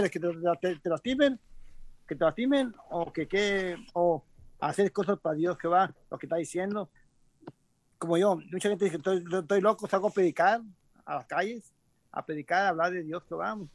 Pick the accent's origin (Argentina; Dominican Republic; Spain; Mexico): Mexico; soy mexicano, pues, de alto, mexicano me gusta el boxeo